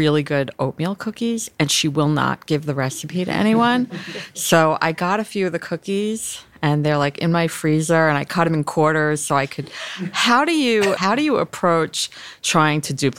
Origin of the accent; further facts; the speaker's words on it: Stony Brook, New York, United States; from Stony Brook